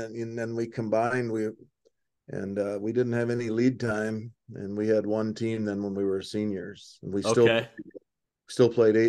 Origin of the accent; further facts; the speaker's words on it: Salem, South Dakota, United States; my hometown of Salem